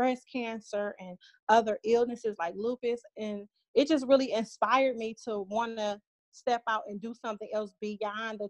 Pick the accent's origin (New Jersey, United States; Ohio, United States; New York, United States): Ohio, United States; Cleveland; moved away as an adult; now in Atlanta, United States; I'm originally from Cleveland, Ohio. I moved to Atlanta, Georgia about almost 11 years ago in July